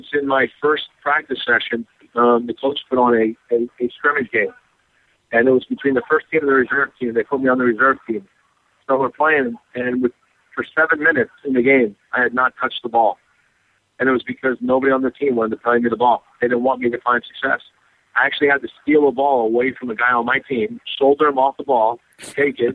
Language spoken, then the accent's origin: English; United States; I was the first, American-born player to play in first division in Europe